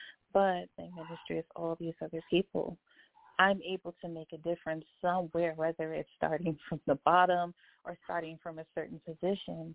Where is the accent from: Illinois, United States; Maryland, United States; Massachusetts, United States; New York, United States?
Maryland, United States; Baltimore; born or raised there; moved away as an adult; now in Atlanta, United States